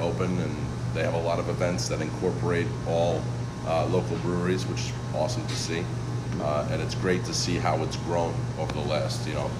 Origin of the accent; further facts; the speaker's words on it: Croton-on-Hudson, New York, United States; I'm from Croton-on-Hudson. I don't know if you guys do that. Yeah. So, I grew up right north of here.